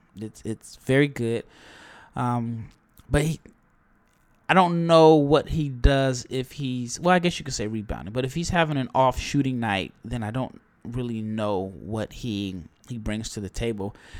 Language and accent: English; Omaha, Nebraska, United States; I am from Nebraska, uh, Omaha, to be exact